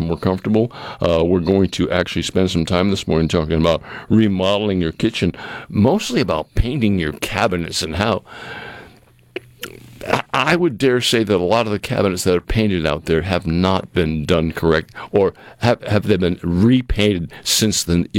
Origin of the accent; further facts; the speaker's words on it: New England, United States; moved away; When I grew up in New England, turkey was the mainstay for Thanksgiving